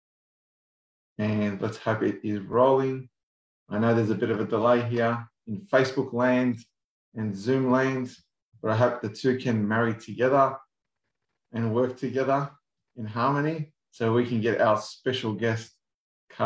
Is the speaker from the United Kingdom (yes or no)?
no; Australia; us Aussies here